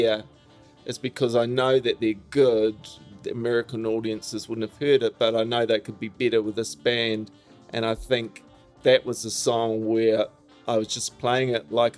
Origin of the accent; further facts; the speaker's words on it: New Zealand; moved away as an adult; now in Jersey City, United States; I was from New Zealand.